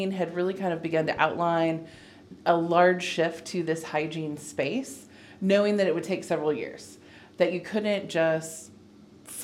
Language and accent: English; Oregon, United States; moved away as an adult; now in Nashville, United States; I'm originally from the West Coast